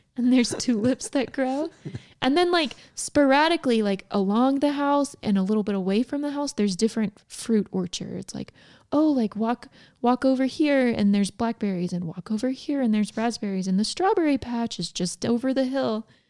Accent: Georgia, United States; I grew up in Georgia

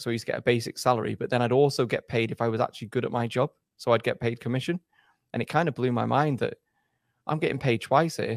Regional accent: England, United Kingdom; also born or lived in Germany; I went did my schooling in England

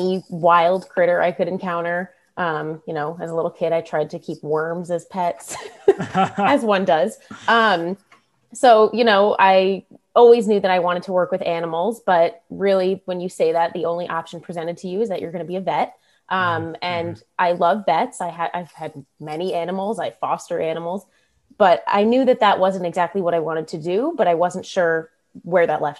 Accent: Westchester County, north of New York City, United States; So I'm in Westchester County

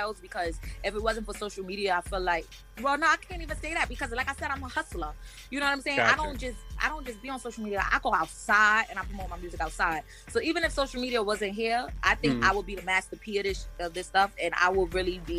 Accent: New York City, New York, United States; I come from Brooklyn, I come from a hood where it's multiple chicken spots on one block

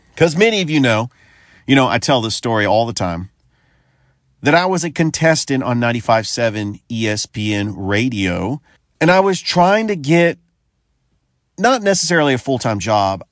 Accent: San Francisco Bay Area, California, United States; I'm from the San Francisco Bay Area

